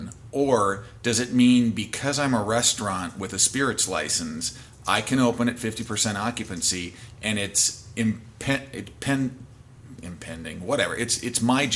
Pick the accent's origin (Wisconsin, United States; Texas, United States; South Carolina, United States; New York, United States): Wisconsin, United States; now in Washington, United States; I'm from Wisconsin originally